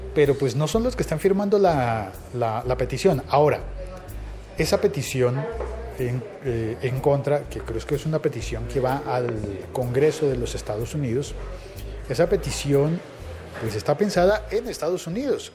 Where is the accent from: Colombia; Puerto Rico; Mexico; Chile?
Colombia; digo yo por nacionalidad